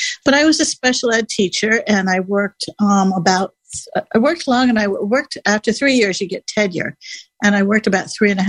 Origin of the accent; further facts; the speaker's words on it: Williamsport, Pennsylvania, United States; moved away as an adult; also born or lived in Boston, Massachusetts; now in Silver Spring, United States; I grew up in Williamsport, Pennsylvania